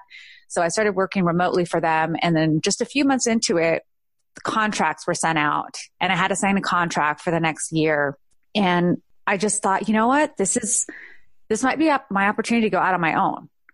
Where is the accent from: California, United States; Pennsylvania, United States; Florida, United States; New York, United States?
California, United States; moved away as an adult; now in Georgia, United States; I needed to go home, which was California. So I went home for a year. I had the most amazing job. I was back in my hometown